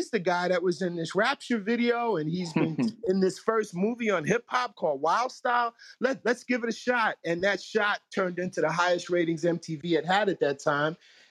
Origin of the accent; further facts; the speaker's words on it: New York City, New York, United States; growing up in New York City